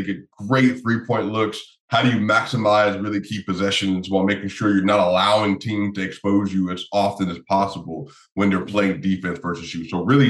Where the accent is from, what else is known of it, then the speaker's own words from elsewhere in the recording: Denver, Colorado, United States; Yeah, I'm from, born and raised in Denver, Colorado, Park Hill, Denver, Colorado, the same area as like Chauncey Billups and like Lindell White and players like that. So yeah, born and raised in the city.